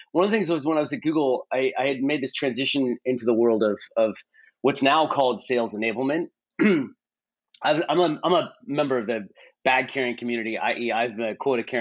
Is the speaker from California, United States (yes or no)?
yes; Bay Area, California, United States; I grew up in the Bay Area